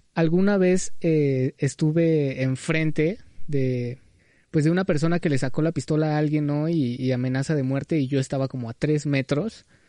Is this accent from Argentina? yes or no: no; Mexico